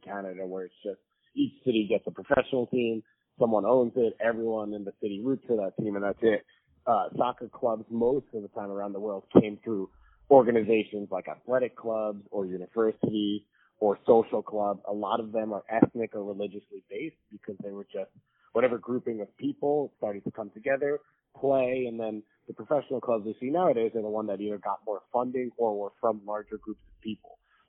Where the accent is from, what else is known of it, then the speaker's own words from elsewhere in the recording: New York, United States; I'm obviously from New York, so I'm from like the most Jewish place on the planet.